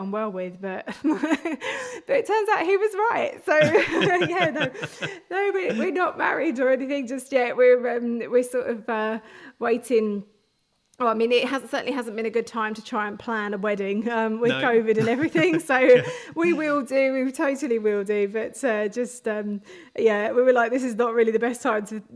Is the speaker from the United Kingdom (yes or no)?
yes; London, United Kingdom; moved away as an adult; now in Hertfordshire, United Kingdom; I grew up in North London, but I moved out a little bit further.